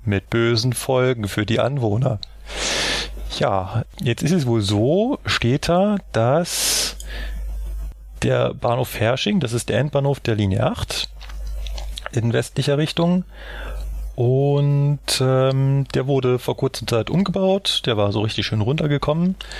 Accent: Berlin, Germany; Ich als Berliner

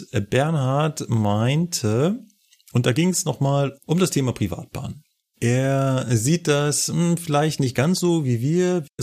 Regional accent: North Rhine-Westphalia, Germany; Guck bei uns in NRW

